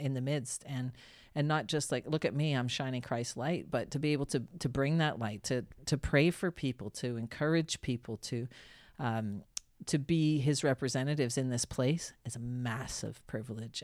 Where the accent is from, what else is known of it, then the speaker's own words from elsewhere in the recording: Saint John, New Brunswick, Canada; moved away as an adult; also born or lived in Ottawa / United Kingdom; I grew up in Saint John, came, studied in Ottawa at Carleton